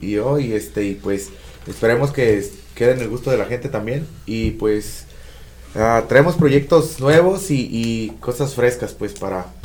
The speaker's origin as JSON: {"language": "Spanish", "town": "Ameca", "region": "Jalisco", "country": "Mexico", "said": "Yo tengo 36 años, yo vengo de Jalisco, soy orgullosamente de Ameca, Jalisco"}